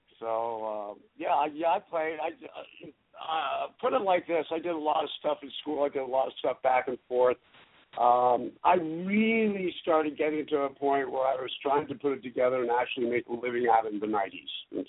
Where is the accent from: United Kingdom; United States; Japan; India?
United States; You know, I'm from the U.S. and we're all American. but spent a lot of time overseas, as I mentioned.